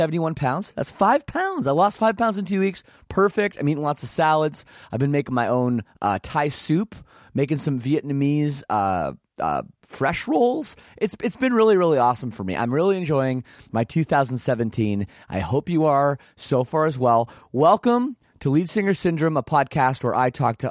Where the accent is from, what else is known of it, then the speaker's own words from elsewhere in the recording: Oakville, Ontario, Canada; also born or lived in Toronto; I grew up here in Oakville. And I lived in Toronto for, like 6 years.